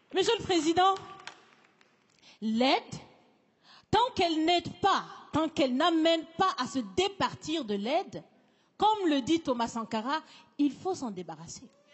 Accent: Burkina Faso; Je suis, je suis africaine, je suis burkinabé

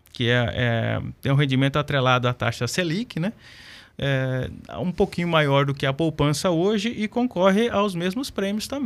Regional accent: Paraná, Brazil; eu vim do Paraná já no mês de fevereiro

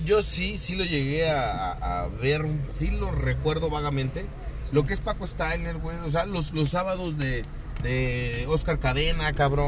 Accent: Cuernavaca, Morelos, Mexico; los que somos aquí de, de Cuernavaca, de Morelos

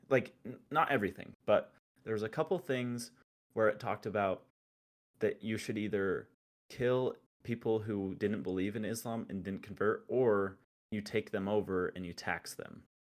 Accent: Utah, United States; I'm from Utah

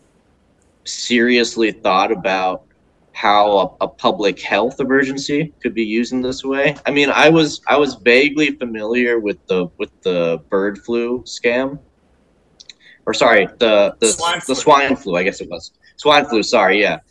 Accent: United States; as an American

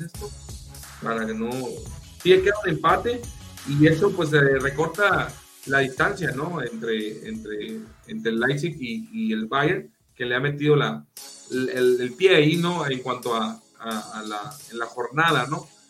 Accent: Hermosillo, Sonora, Mexico; yo soy de Hermosillo

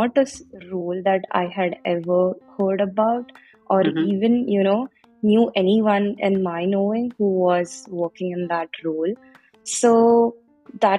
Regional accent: India; moved away as an adult; now in United States; I am originally from India, but I came to the States for my master's

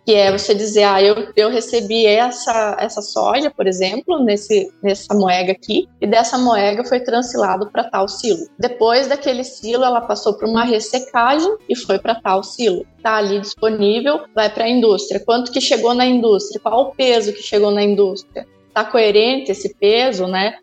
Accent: Cascavel, Paraná, Brazil; also born or lived in Manaus / São José dos Campos; now in Guarapuava, Brazil; fui para Cascavel, que é onde eu nasci

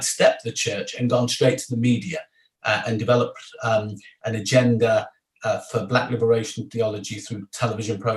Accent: Jamaica; as a Jamaican

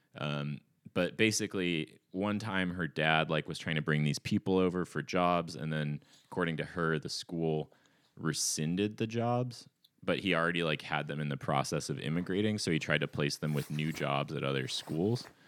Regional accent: Ashland, Oregon, United States; there were a lot of crust punks in my hometown

